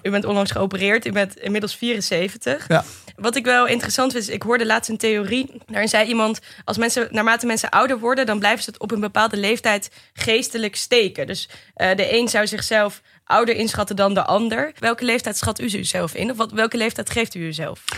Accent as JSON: {"language": "Dutch", "area": "Achterhoek", "region": "Gelderland", "country": "Netherlands", "said": "ik kom uit de Achterhoek"}